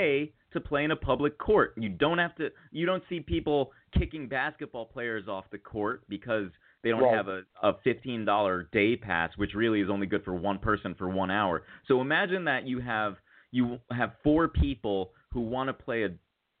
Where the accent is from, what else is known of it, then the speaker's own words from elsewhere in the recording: New Haven, Connecticut, United States; now in New York, United States; growing up in New Haven, go play at Cross, go play at Edgewood